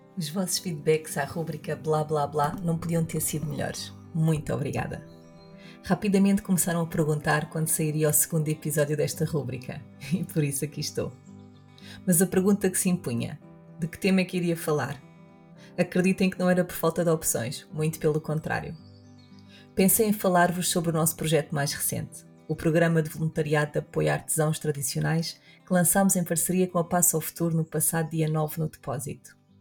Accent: Portugal

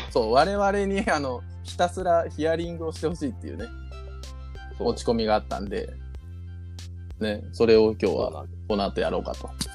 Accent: Ozu, Ehime, Japan; now in Okayama, Japan; 大津まで帰り、で、まあうちの実家にね、泊まって

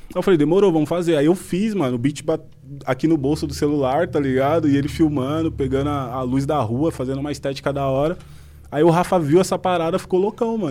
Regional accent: Brazil; nós crescemos junto lá no Fontales

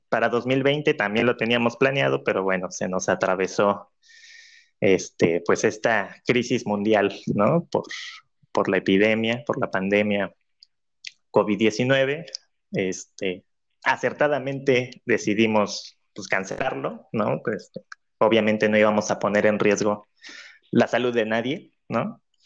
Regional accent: Cancún, Quintana Roo, Mexico; Cancún, que es la ciudad donde, donde decidí hacerlo, por ser pues mi ciudad de origen, de nacimiento

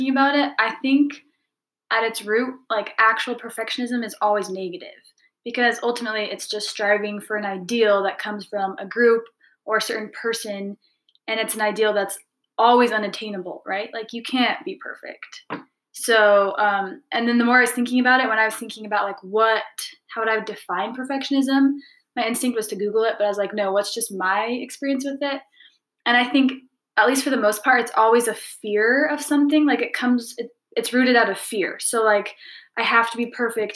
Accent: Utah, United States; also born or lived in Brazil / London / Paris / Dublin; born and raised in Utah. So I've lived here most of my life.

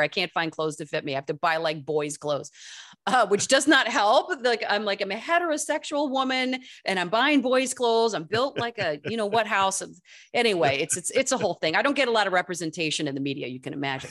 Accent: East Lansing, Michigan, United States; also born or lived in Saugatuck, Michigan; this is East Lansing, Michigan.

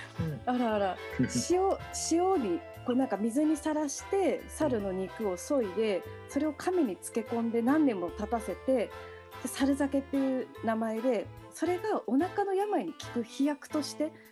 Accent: Japan; 日本で、まあ、生まれ育っている

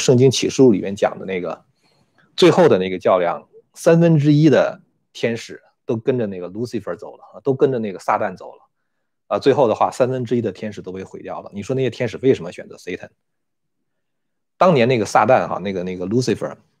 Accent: China; now in United States; 我是一个中国人，我非常爱中国啊

